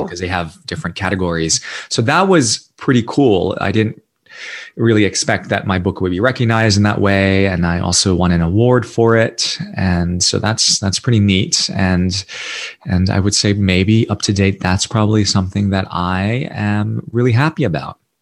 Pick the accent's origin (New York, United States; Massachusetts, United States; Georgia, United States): New York, United States; New York City; accent: American; moved away as an adult; also born or lived in Singapore / India; I was born and raised in New York City to an immigrant family